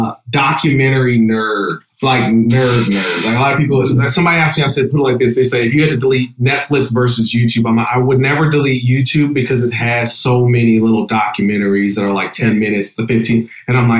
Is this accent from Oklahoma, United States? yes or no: no; Akron, Ohio, United States; I grew up in Akron, Ohio, LeBron James